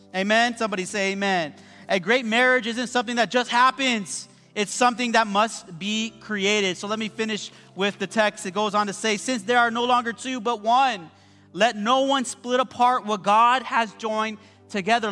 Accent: West Covina, California, United States; I came from the West Covina Mall

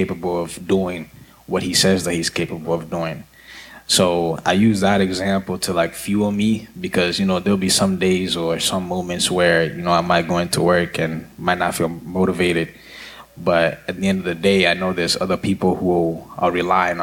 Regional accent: Lowell, Massachusetts, United States; also born or lived in Nairobi, Kenya; I'm from Lowell, Massachusetts

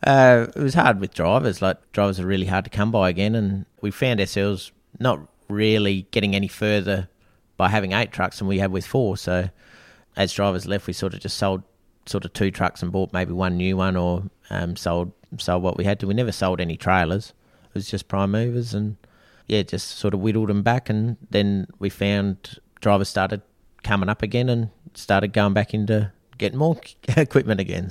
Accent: Australia; originally Snowdown Boy, uh, born and bred in Snowdown and, yeah, did all my schooling there

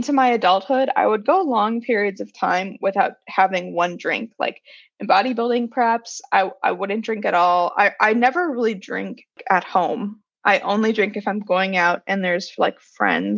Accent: Wisconsin, United States; I'm from Wisconsin, we would go to Culver's or whatever we would do after school

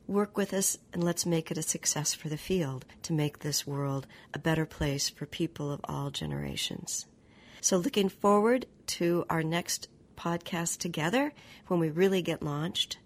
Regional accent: Oregon, United States; moved away; in my home state of Oregon

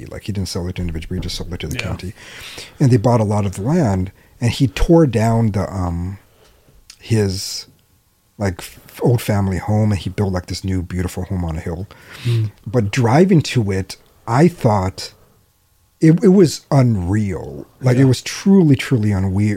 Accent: Alaska, United States; it's my home state

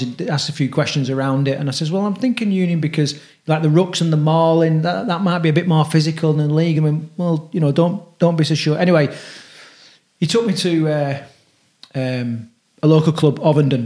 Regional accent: Halifax, Yorkshire and the Humber, United Kingdom; moved away as an adult; now in Midlands, United Kingdom; I was brought up in Halifax, uh, both relocated to the Midlands

